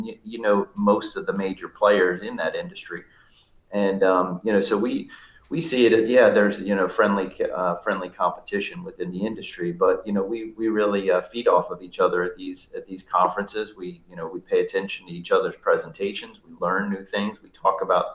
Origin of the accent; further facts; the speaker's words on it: Baltimore, Maryland, United States; moved away as an adult; also born or lived in Florida; now in Wilmington, United States; At the wee age of 18, I came down from Baltimore to go to school here in Wilmington, North Carolina, and I was happy to take up residency here